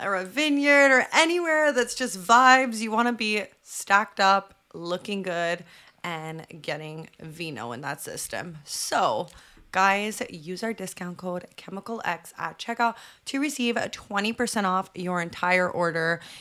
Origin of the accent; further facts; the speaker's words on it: Canada; I hate being Canadian